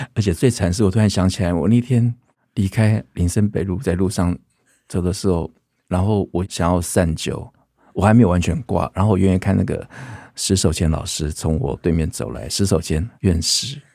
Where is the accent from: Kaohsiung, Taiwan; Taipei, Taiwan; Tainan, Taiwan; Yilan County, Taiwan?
Taipei, Taiwan; moved away as an adult; now in Keelung, Taiwan; 我刚好小时候在那边出生，那我其实也很怀念那一代，因为我觉得小时候我们搬到剑潭